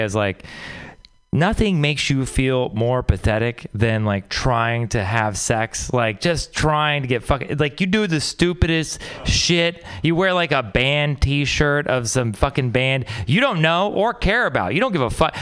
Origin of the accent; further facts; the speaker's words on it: Texas, United States; moved away; I'm from Texas